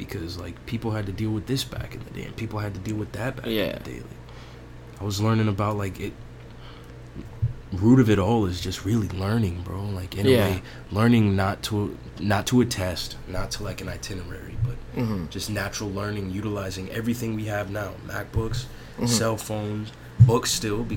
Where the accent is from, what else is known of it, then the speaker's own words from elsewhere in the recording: Antigua & Barbuda; moved away; I'm from Antigua. I went back to Antigua